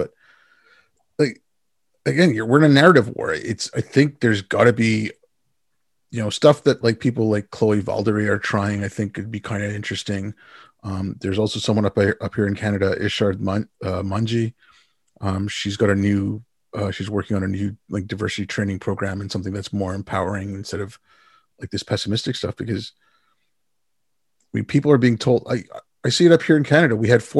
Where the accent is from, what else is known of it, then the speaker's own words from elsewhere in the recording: India; born there; I was born in India.